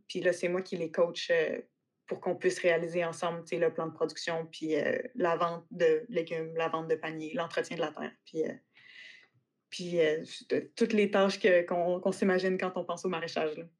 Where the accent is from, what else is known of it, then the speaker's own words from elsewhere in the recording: Quebec City, Quebec, Canada; also born or lived in Western Canada / Australia; j'ai grandi à Québec plus en ville